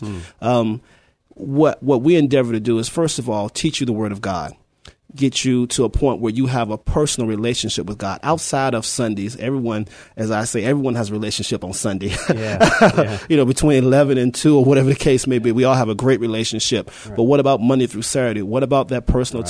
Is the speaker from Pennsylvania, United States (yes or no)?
no; Petersburg, Virginia, United States; moved away as an adult; now in San Antonio, United States; I'm originally from Petersburg, Virginia. Um, moved here in 1994, in the military, of course, Army